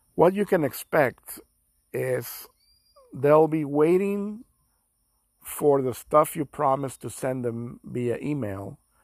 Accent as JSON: {"language": "English", "town": "Houston", "region": "Texas", "country": "United States", "moved": "yes", "lives_now": "Mexico", "said": "I'm from Houston, Texas."}